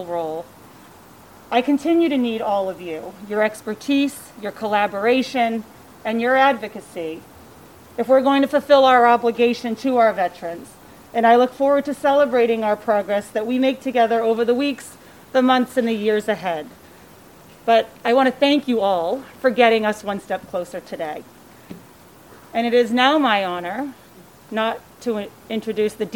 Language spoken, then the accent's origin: English; the Acre, Massachusetts, United States; my hometown, the Coalition for a Better Acre